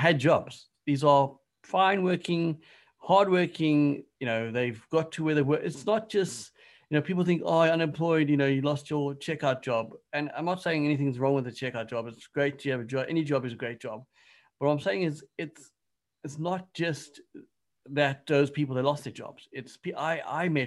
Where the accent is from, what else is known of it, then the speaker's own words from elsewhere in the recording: South Africa; moved away; growing up in South Africa